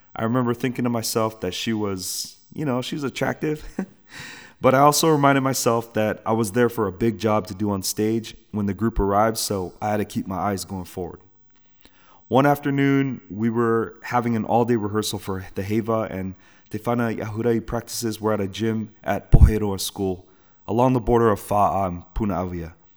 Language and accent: English; San Francisco Bay Area, Northern California, United States; I was born and raised in the United States of America, Northern California to be exact, in the San Francisco Bay Area